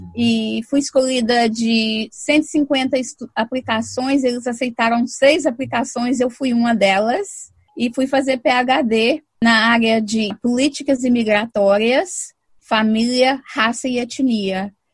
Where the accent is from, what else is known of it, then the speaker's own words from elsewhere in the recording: São Paulo, Brazil; also born or lived in Minas Gerais; now in Boston, United States; eu morei em São Paulo, sempre me identifiquei com São Paulo